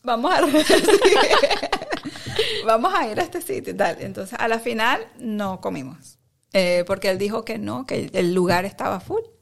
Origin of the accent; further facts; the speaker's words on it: Caracas, Capital District, Venezuela; moved away as an adult; now in Netherlands; yo soy de Caracas, de Caracas, Venezuela, eh, y bueno, toda mi vida crecí en Caracas